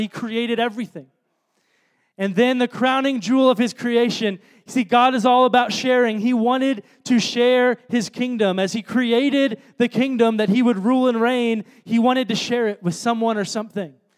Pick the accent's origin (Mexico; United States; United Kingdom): United States; Chicago, Illinois; moved away; I'm from Chicago